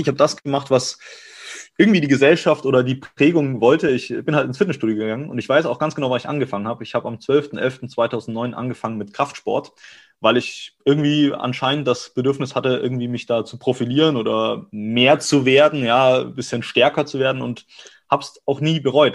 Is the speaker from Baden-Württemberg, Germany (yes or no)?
no; Augsburg, Bavaria, Germany; moved away as an adult; now in Cologne, Germany; ich komme aus Augsburg, gebürtig aus Bayern und bin dann hier seit fünf, sechs Jahren